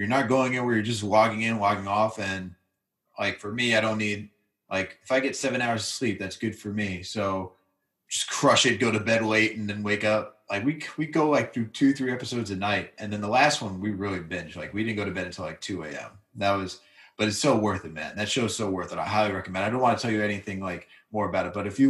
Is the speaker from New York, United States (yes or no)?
yes; Westchester, New York, United States; I'm from Westchester